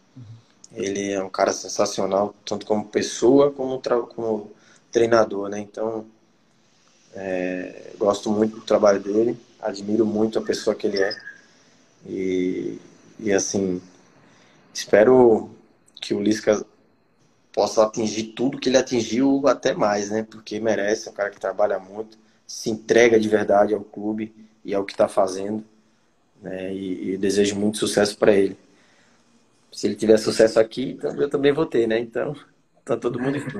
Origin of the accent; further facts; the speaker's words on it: Alagoas, Brazil; moved away as an adult; also born or lived in Joinville, Santa Catarina; eu sou nordestino